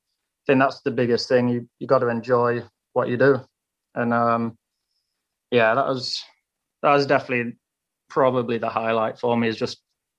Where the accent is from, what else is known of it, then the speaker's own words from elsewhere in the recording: United Kingdom; at the minute we're British guys and we want to push each other to elevate our game. So we've got a good group here in Nottingham